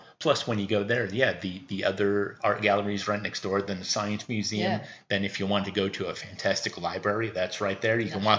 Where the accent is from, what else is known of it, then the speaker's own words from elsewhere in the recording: Washington, United States; now in Queensland, Australia; I come from Washington State in the U.S.